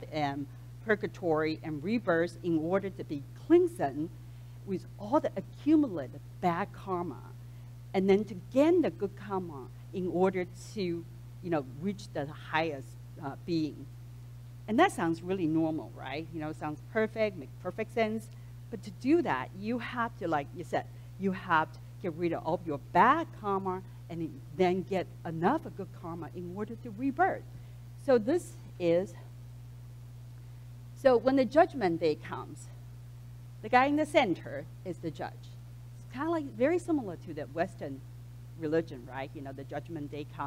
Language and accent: English; Taipei, Taiwan; now in United States; I was born and raised in Taipei, Taiwan